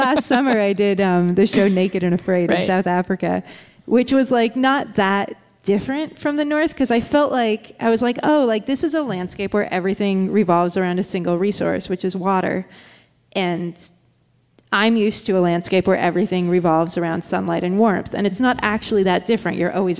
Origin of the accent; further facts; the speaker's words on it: Norway; also born or lived in United States; I had a Norwegian alter ego because I grew up in Norway partially, and I used to really, like, try to pretend not to be American.